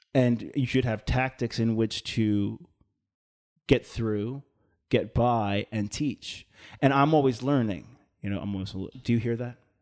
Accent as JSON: {"language": "English", "area": "Long Island", "region": "New York", "country": "United States", "tie": "born or raised there", "said": "I'm from Long Island, right? So most of the people on Long Island, most, right, at least for, in, in my hometown, were Irish"}